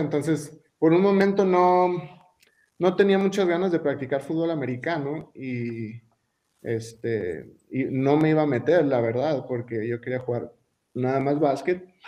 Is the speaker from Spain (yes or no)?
no; Colonia Juárez, Chihuahua, Mexico; moved away; also born or lived in Torreón, Coahuila / Aguascalientes / United States; Donde yo crecí fue en, en Casas Grandes, en las colonias, yo crecí en Colonia Juárez